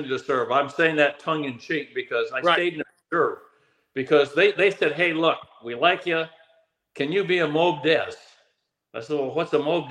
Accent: Oregon, United States; moved away; I grew up in Oregon

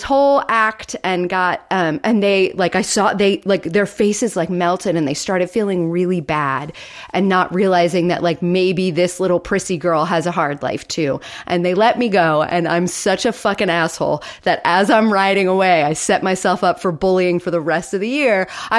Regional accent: Florida, United States; a little bridge over a creek, because I grew up in Florida.

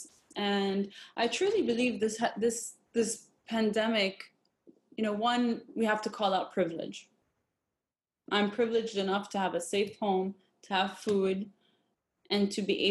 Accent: Jordan; I grew up in Jordan, Palestinian background

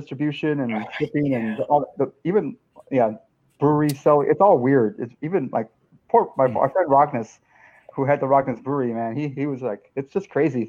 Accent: Texas, United States; I grew up in Texas

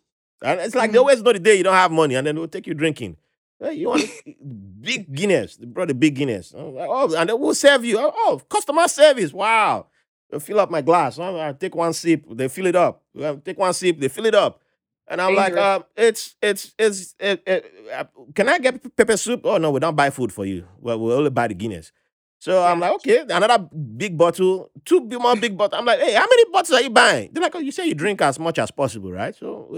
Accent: Nigeria; now in New York, United States; you can tell I'm Nigerian?

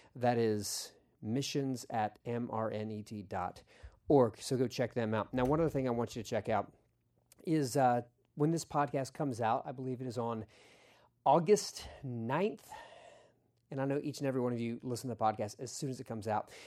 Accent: Philadelphia, Pennsylvania, United States; as a kid, I was growing up in Philadelphia.

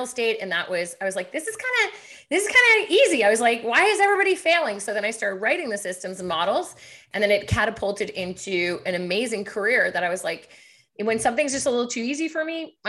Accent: Montreal, Quebec, Canada; now in Ottawa, Canada; I'm from Quebec, so I'm from Montreal, but the business side, I started back in Ottawa

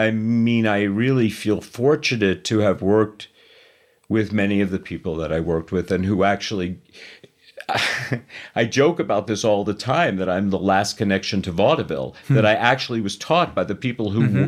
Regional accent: New York City, New York, United States; also born or lived in Los Angeles; I was born in Astoria, okay. Queens, and mostly we lived in Whitestone. But by the time I was 16, I was living in Manhattan myself. I moved to LA shortly after that.

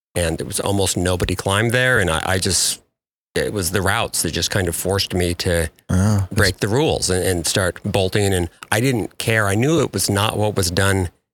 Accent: about 45 miles from Bend, Oregon, United States; now in Bend, United States; I live in Bend, Oregon now, just um, about 45 miles from where I grew up

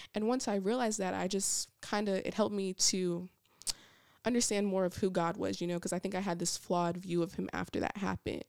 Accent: Niagara Falls, New York, United States; also born or lived in Georgia; now in Alabama, United States; I am originally from Niagara Falls, New York, so I grew up right on the top, on the border of Canada, um, and then we moved to Georgia, and then I came here to go to school

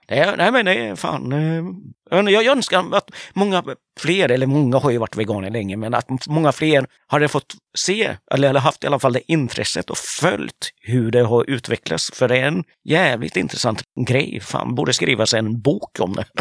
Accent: Sweden; jag är ju uppväxt i Sverige

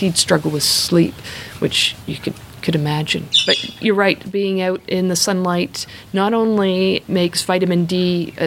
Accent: Canada; now in Australia; I am Canadian

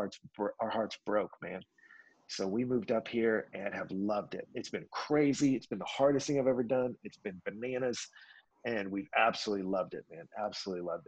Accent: Houston, Texas, United States; moved away as an adult; now in Washington D.C., United States; I'm a Texan, man, born and raised, grew up in Houston.

